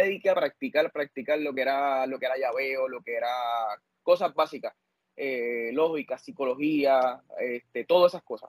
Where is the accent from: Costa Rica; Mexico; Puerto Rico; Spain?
Puerto Rico; Corozal; yo soy pueblo de Corozal